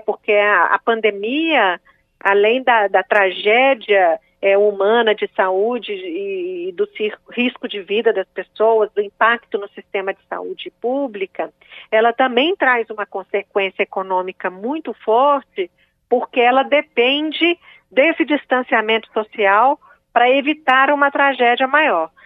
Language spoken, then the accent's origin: Portuguese; Belo Horizonte, Minas Gerais, Brazil; sou de Minas Gerais, de Belo Horizonte